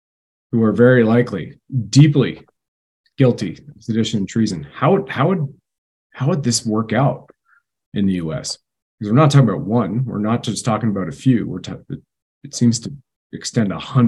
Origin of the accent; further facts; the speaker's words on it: Canada; Jack, as a Canadian, I haven't seen anything in American history